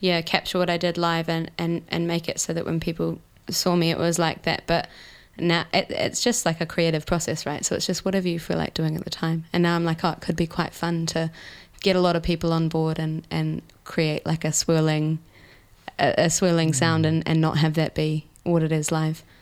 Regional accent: Gippsland, country Victoria, Australia; moved away as an adult; now in New Zealand; I'm Australian. I'm from Gippsland in country Victoria

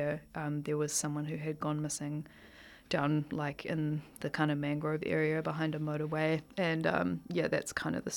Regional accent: Auckland, New Zealand; moved away as an adult; also born or lived in Dunedin; I'm from Auckland, and I kind of grew up between sort of south central and west Auckland

